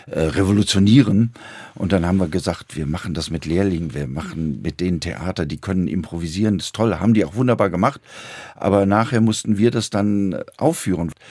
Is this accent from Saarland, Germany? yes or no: no; Wuppertal, North Rhine-Westphalia, Germany; Ich komme aus Wuppertal, bin da aufgewachsen